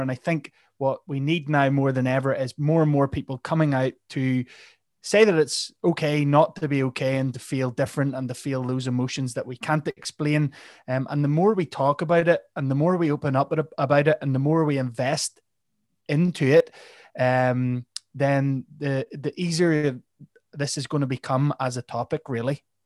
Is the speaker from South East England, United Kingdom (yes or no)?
no; Northern Ireland, United Kingdom; I am from Northern Ireland